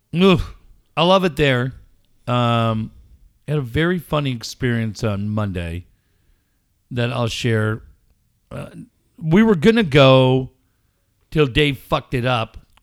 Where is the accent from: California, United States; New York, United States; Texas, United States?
California, United States; also born or lived in London; I'm from California